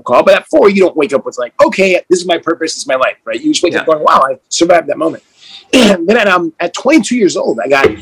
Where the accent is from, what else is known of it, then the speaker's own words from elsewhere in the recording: New York City, New York, United States; also born or lived in Panama / Netherlands / Aruba; I was born in Brooklyn, New York. So I was born in New York